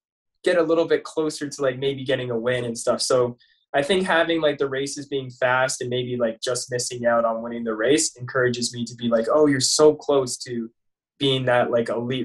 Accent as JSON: {"language": "English", "country": "Canada", "also_born_or_lived": "Syracuse, New York / Boston", "moved": "as an adult", "said": "being a Canadian"}